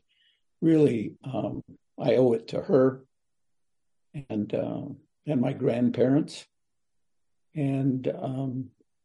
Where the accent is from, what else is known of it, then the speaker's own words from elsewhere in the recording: Kewa Pueblo, New Mexico, United States; I'm from Kiwa Pueblo in New Mexico.